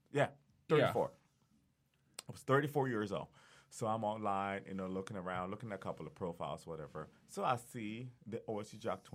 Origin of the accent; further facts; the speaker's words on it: Columbus, Ohio, United States; We're from Columbus, Ohio